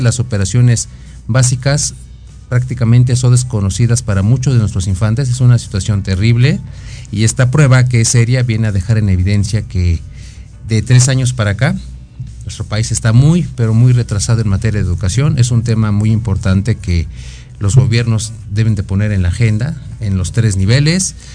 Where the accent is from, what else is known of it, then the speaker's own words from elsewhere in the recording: Mexico; como mexicanos